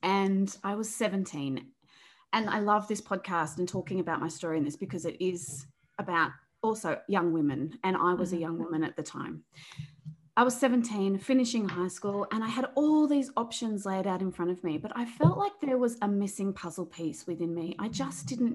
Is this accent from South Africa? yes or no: no; Australia; also born or lived in Melbourne, Victoria; I'm from Australia. I live in Melbourne, which is down the bottom of Australia.